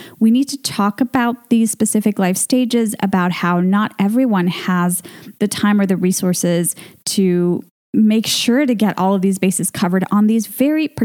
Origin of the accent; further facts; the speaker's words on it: Venezuela; My home country of Venezuela